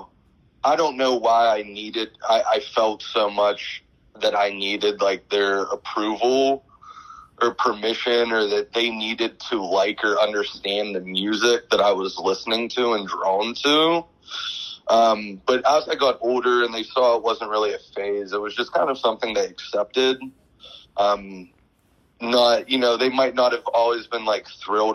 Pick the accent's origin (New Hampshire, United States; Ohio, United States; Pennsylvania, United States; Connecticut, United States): Pennsylvania, United States; Pittsburgh; I'm from Pittsburgh originally